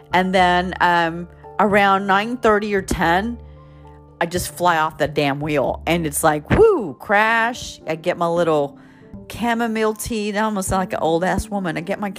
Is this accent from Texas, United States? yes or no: yes; Texas, United States; I'm from Texas, so I've got that accent.